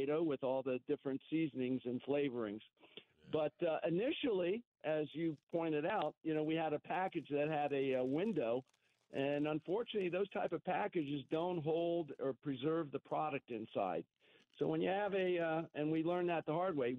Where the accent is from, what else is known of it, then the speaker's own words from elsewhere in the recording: Cincinnati, Ohio, United States; now in Southern California, United States; the kids that I grew up with in Cincinnati